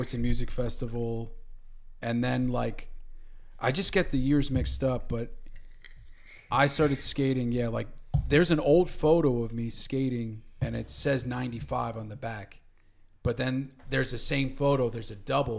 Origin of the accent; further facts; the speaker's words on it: Newburgh, New York, United States; also born or lived in Connecticut; I grew up in Newburgh in the town by ShopRite on North Plank Road